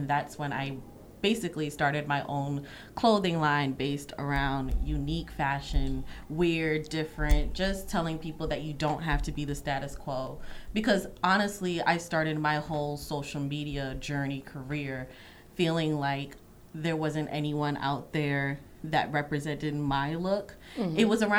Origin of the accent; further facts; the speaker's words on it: New York City, New York, United States; I grew up in Brooklyn.